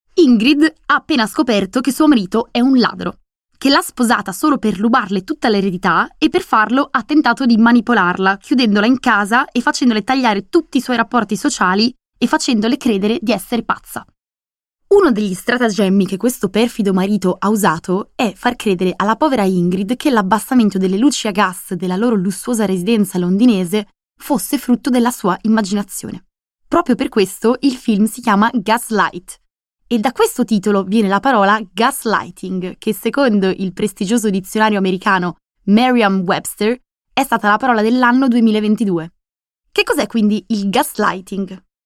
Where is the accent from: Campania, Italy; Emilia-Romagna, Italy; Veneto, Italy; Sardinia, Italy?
Veneto, Italy; moved away as an adult; also born or lived in Madrid, Spain; andarmene dal mio paesino natale in Veneto